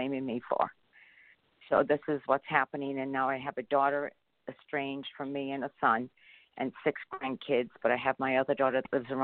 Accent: Ireland; moved away as an adult; I'm gone from Ireland since I was 28 years old

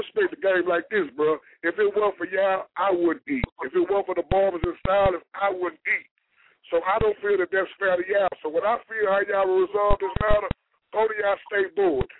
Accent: Houston, Texas, United States; I'm from Houston

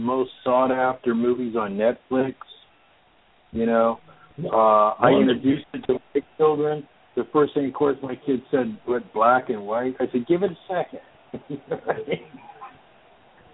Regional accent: Las Vegas, Nevada, United States; now in Sacramento, United States; I grew up in Vegas. We moved there in 1966 when everything was in black and white

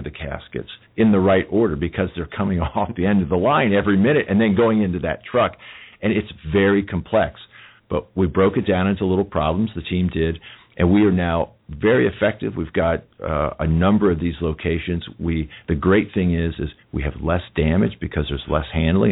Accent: United States; I'm an American

